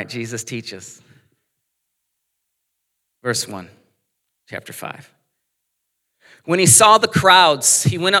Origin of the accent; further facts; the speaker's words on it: United States; growing up in America, most of the things we watch, people speak our language